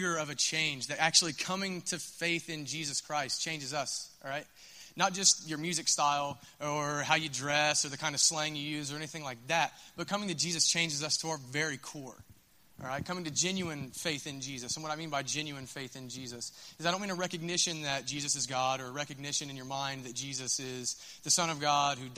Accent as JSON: {"language": "English", "town": "Minford", "region": "Ohio", "country": "United States", "tie": "born or raised there", "said": "I'm from Minford"}